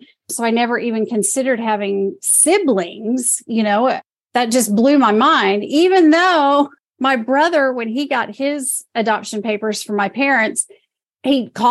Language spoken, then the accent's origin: English; Oklahoma City, Oklahoma, United States; now in Jackson, United States; I was born in Oklahoma City